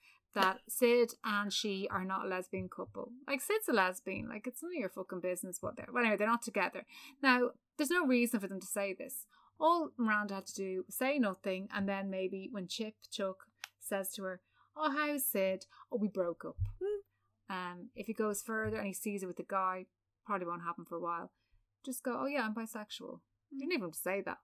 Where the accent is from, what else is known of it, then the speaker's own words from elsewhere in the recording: Ireland; we're all Irish too